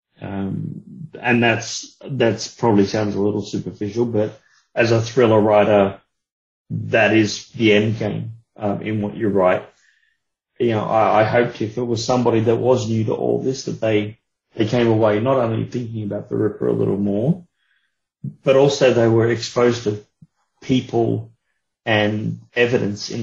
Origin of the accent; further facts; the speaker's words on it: Australia; being of Australian origin